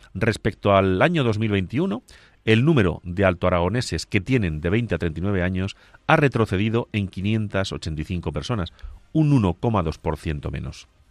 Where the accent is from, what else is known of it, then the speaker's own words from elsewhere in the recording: Castilla-La Mancha, Spain; yo soy de La Mancha